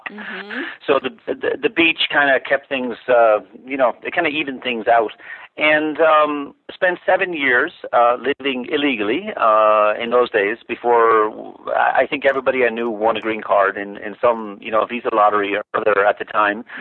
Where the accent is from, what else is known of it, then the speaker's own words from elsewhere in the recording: Ireland; moved away as an adult; now in United States; I was born in Ireland, as you as you mentioned, and um, you know, went to went to high school and college there